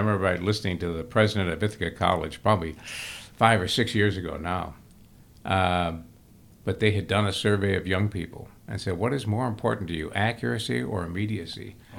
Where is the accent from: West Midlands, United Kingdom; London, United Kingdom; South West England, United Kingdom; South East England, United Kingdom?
South East England, United Kingdom; Brighton; I go back to our home I grew up in Brighton